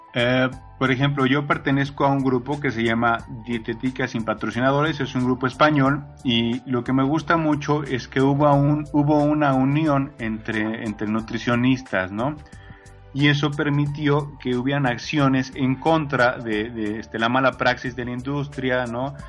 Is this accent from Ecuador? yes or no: no; Mexico; nosotros como mexicanos